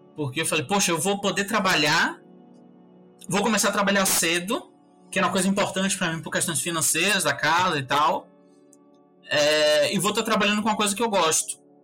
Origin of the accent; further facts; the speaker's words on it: Salvador, Bahia, Brazil; era um bairro de, de periferia mesmo, daqui de Salvador, um bairro chamado Uruguai. E aí eu cresci lá na Cidade Baixa